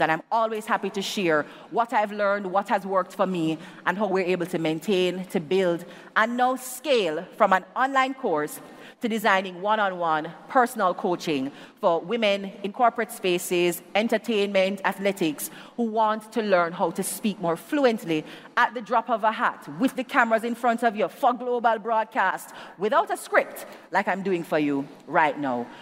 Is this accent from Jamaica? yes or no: yes; Jamaica; as a Jamaican